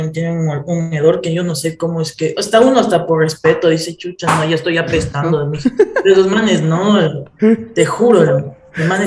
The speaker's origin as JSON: {"language": "Spanish", "country": "Ecuador", "said": "Y yo digo, soy de Ecuador, de, de abajo de, de, Colombia."}